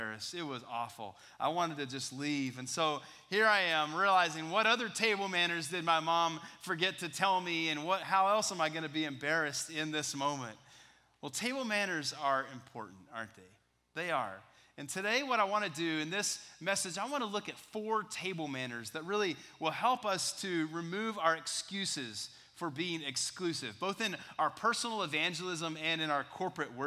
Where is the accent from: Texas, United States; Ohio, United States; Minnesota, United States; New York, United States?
Texas, United States; West; I was a freshman in high school growing up in West Texas